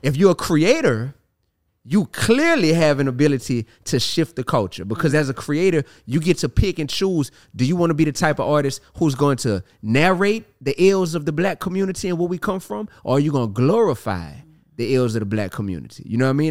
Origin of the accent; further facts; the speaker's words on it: New Orleans, Louisiana, United States; I'm from New Orleans